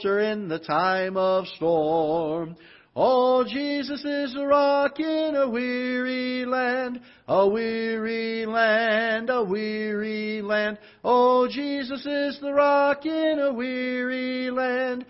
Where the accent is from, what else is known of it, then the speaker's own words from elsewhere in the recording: Florida, United States; now in Festus, United States; I'm from Florida